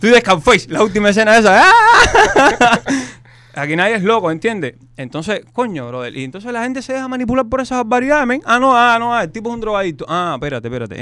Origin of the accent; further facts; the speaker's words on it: Cuba; moved away; todos somos los cubanos